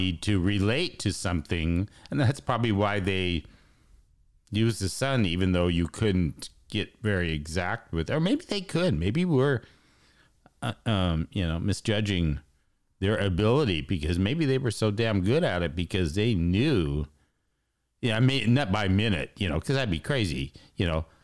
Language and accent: English; United States; I'm American